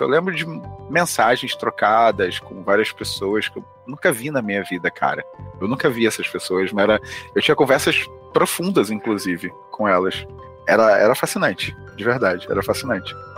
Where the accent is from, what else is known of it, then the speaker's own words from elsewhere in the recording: Rio de Janeiro, Brazil; now in São Paulo, Brazil; hoje em dia eu moro em São Paulo, mas eu sou do Rio de Janeiro